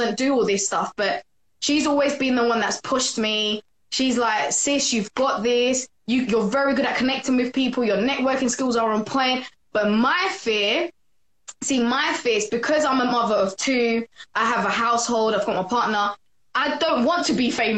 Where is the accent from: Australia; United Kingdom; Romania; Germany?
United Kingdom; London; I'm from London! Let me be precise. East London, Newham, at the borough, east side.